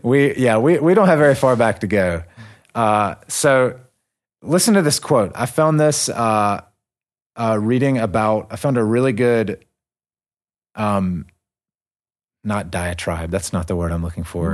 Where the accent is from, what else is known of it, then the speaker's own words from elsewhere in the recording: United States; I'm an American